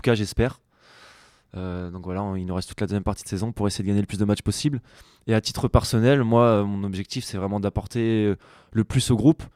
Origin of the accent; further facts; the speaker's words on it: La Rochelle, Nouvelle-Aquitaine, France; also born or lived in Poitiers; now in Bordeaux, France; moi je suis originaire de La Rochelle, j'y étais jusqu'à mes 17 ans.